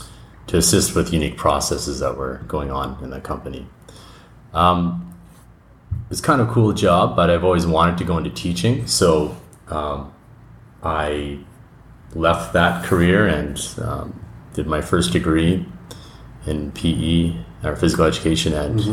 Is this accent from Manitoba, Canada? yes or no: yes; Manitoba, Canada; moved away as an adult; now in Thuwal, Saudi Arabia; So I'm originally from Manitoba, Canada